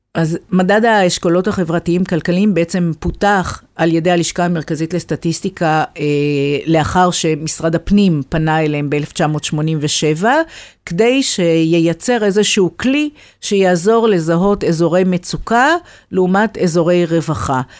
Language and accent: Hebrew; Beersheba, Southern District, Israel; אני לא גדלתי באשדוד, אבל גדלתי בבאר שבע, גדלתי בשכונה ד'